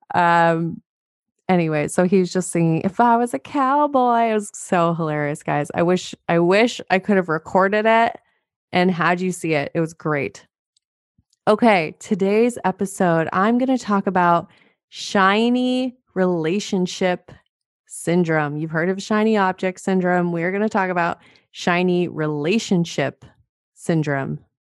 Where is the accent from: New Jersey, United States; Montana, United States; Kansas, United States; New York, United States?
Montana, United States; I'm from Montana.